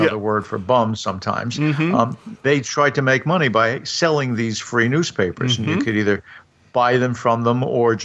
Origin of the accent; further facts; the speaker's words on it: New York City, New York, United States; I grew up in Brooklyn.